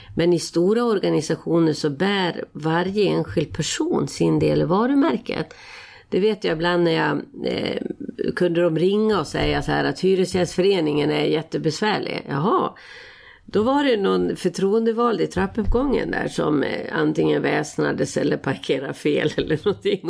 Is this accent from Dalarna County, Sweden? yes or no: yes; Falun, Dalarna County, Sweden; jag gick på Falu läroverk eh, där det var oerhört politiskt aktivt. Det här var ju liksom i mitten av 60-talet